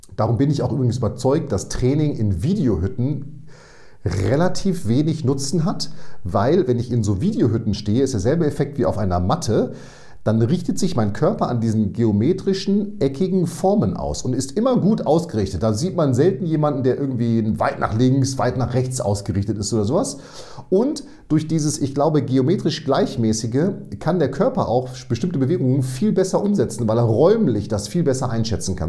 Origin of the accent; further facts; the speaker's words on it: Münster, North Rhine-Westphalia, Germany; ich komme aus Münster, Hege